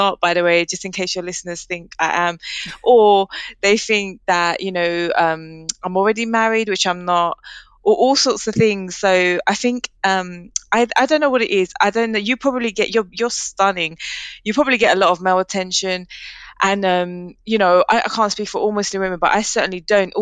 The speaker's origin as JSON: {"language": "English", "region": "London", "country": "United Kingdom", "tie": "born or raised there", "said": "I grew up in Leighton, which is East London"}